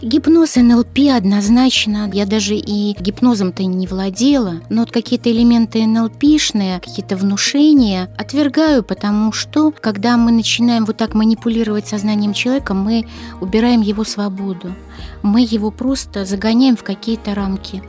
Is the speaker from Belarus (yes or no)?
yes; Belarus; я родилась в Беларуси